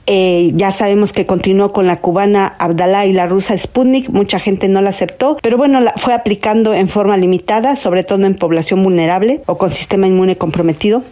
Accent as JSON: {"language": "Spanish", "country": "Mexico", "said": "como mexicanos"}